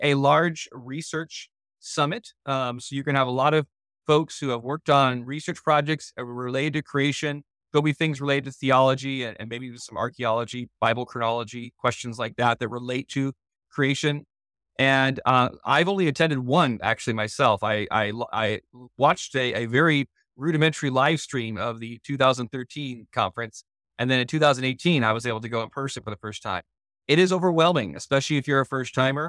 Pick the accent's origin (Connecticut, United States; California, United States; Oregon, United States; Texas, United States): California, United States; now in Missouri, United States; I'm from California originally